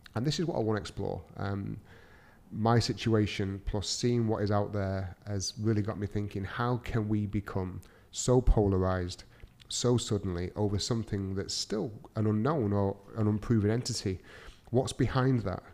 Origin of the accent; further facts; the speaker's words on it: Manchester, North West England, United Kingdom; moved away as an adult; now in Dubai, United Arab Emirates; I'm from Manchester in the U K. Uh, I'm currently living in Dubai with my amazing family